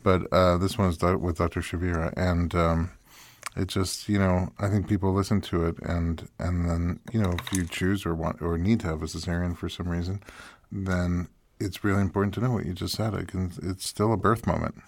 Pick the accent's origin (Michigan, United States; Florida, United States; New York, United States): New York, United States; moved away as an adult; now in Los Angeles, United States; I'm from New York, and when I moved to L